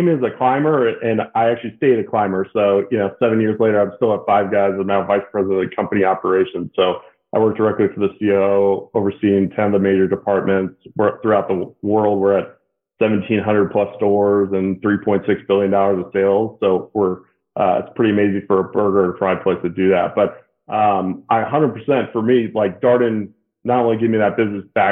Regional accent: Alexandria, Virginia, United States; I was from Alexandria, from Virginia, and so moved back here

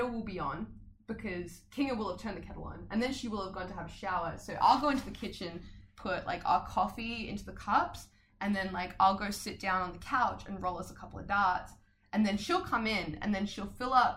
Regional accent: Adelaide, South Australia, Australia; moved away as an adult; that's absolutely how I did see Adelaide before I left, you know? And now that I'm back

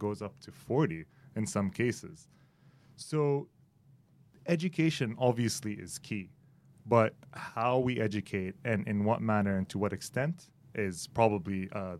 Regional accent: Kuwait; moved away as an adult; now in United Arab Emirates; Born and raised in Kuwait, I moved to the UAE about three years ago. I've been pretty much coming to the UAE since I was 5 because I do have family that lives here.

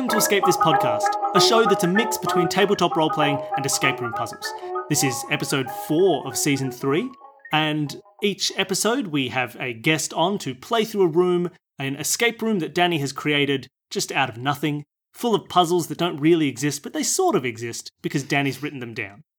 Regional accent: Australia; I'm from Australia

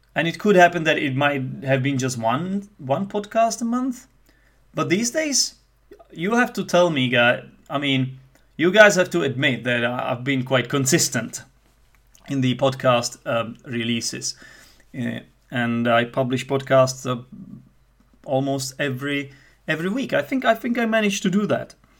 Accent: Czechia; accent: Czech; first language Czech; English is a second language; Some people might say that I have a Czech accent. I would like to say that it's not as Czech as other Czechs might have it

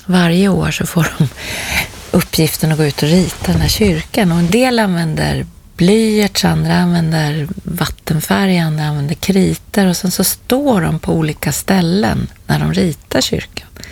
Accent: Stockholm, Stockholm County, Sweden; jag var tillbaka där jag är uppvuxen i en, en förort till Stockholm

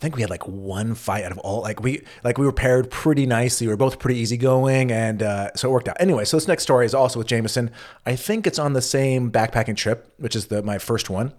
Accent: United States; as an American

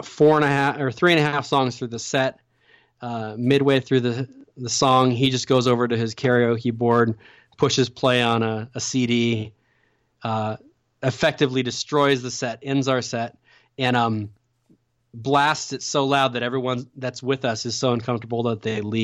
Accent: Oregon, United States; my hometown in Oregon

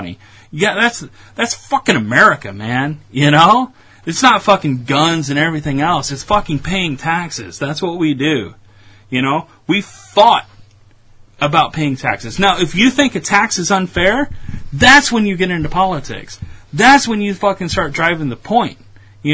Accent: United States; also born or lived in Chicago; I'm American

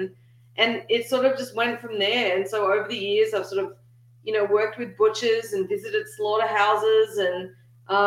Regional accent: Melbourne, Victoria, Australia; moved away as an adult; now in Texas, United States; when I was growing up in Melbourne, Australia.

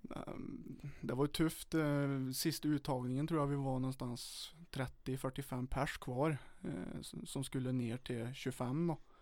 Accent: Charlottenberg, Värmland, Sweden; also born or lived in Åmotfors; jag har ju växt upp i mellan eh, Åmotfors och Charlottenberg lite, lite på bygden

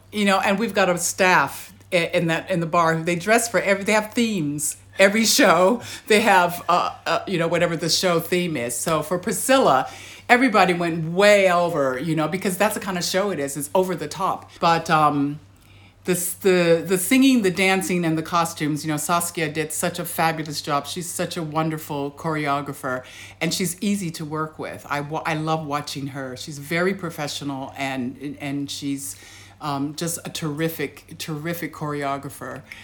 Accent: United States; now in Australia; being American

